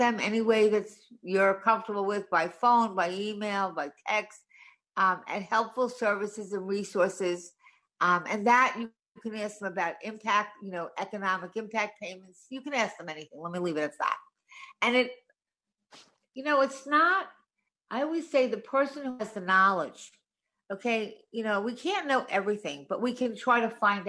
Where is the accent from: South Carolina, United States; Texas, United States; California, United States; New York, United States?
New York, United States; Long Island; now in New York City, United States; I was originally from Long Island